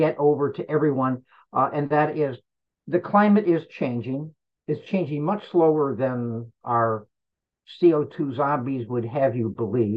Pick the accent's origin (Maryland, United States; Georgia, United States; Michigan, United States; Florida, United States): Florida, United States; my home state of Florida